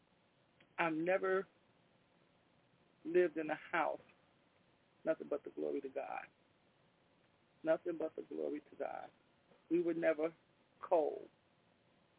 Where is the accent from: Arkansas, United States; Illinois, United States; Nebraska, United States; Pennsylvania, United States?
Illinois, United States; Chicago; also born or lived in Englewood, south side of Chicago; We was raised up on the west side of Chicago, between Central Park and Holman